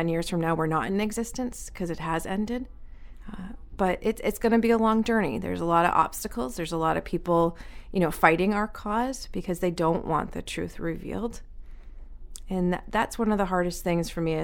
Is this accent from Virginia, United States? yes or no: no; Manchester, New Hampshire, United States; moved away as an adult; now in Biddeford, United States; I was raised in Manchester, New Hampshire